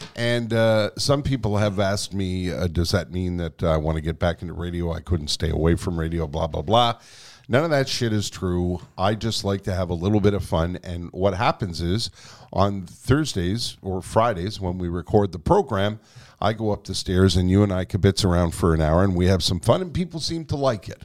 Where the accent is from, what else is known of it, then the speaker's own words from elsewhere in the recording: Quebec, Canada; first language English; I was born here. I was educated in English here.